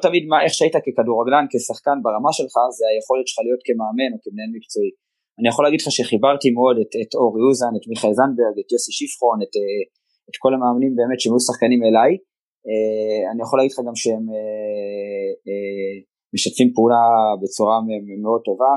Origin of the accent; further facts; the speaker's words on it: Givatayim, Tel Aviv District, Israel; אני תושב העיר גבעתיים ואיצטדיון המכתש היה ליד הבית שלי, מי שמכיר, המגרש המיתולוגי של הפועל רמת גן, שם גדלתי